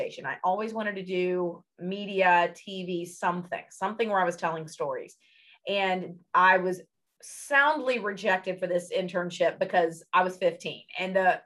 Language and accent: English; Memphis, Tennessee, United States; moved away as an adult; now in Cincinnati, United States; Memphis, my hometown